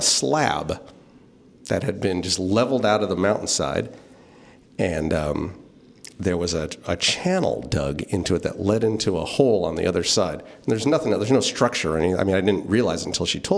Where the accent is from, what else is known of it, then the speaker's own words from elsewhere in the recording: St. Helena, California, United States; I grew up in St. Helena, so I grew up with Goodman's department store right there on Main Street.